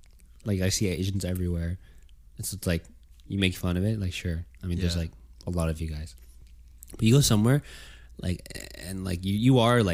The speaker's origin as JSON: {"language": "English", "region": "California", "country": "United States", "said": "It's like, oh, like we're from Cali."}